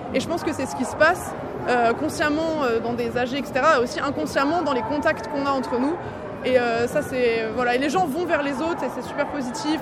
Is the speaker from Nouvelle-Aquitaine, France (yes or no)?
yes; Poitou, Nouvelle-Aquitaine, France; moved away; je suis originaire du Poitou. C'est ma terre là-bas aussi.